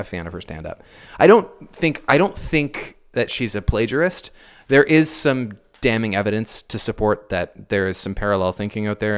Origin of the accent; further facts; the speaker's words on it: Canada; as a Canadian.